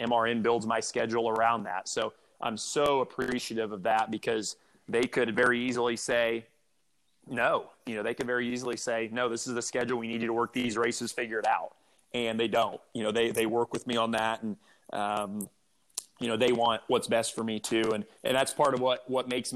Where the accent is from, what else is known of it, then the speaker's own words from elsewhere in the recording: Indianapolis, Indiana, United States; growing up in Indy as a race car driver